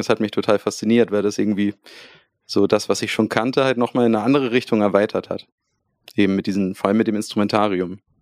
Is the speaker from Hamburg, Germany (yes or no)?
yes; Hamburg, Germany; wir kommen aus Hamburg. Ähm, deswegen spreche ich es auch so aus, Hamburg.